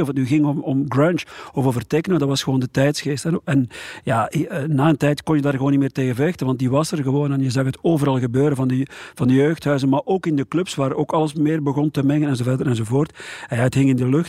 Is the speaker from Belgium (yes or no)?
yes; Dendermonde area, Flanders, Belgium; ik ben zelf uit de Dendermondse